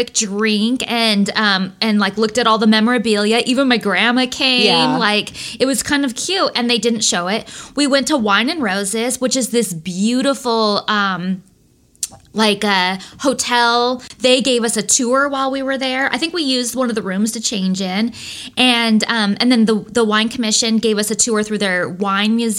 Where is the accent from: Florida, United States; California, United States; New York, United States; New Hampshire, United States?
California, United States; Lodi; also born or lived in Oregon; I'm a girl from Lodi.